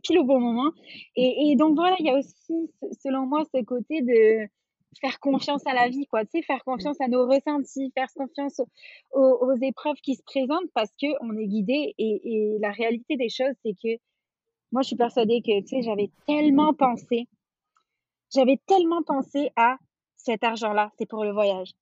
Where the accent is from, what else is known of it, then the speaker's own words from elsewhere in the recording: France; moved away as an adult; also born or lived in Quebec; on est parti, on est parti de France avec mon conjoint, on s'était rencontrés en France et tout ça. On est parti vivre au Québec